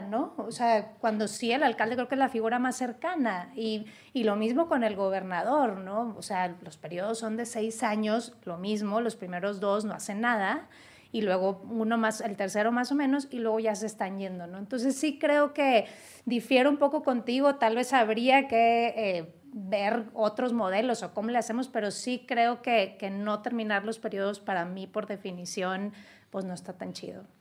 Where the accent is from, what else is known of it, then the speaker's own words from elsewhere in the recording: Monterrey, Nuevo León, Mexico; en Nuevo León, mi tierra, en la Sultana del Norte